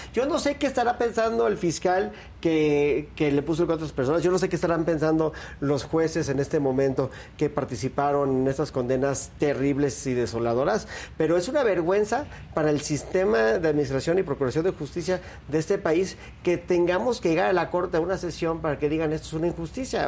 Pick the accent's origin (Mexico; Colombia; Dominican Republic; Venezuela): Mexico; como mexicano